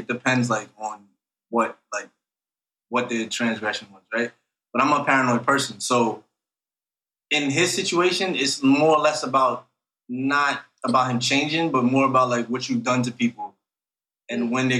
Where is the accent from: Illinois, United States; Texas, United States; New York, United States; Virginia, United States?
New York, United States; New York City; I'm from Brooklyn as well.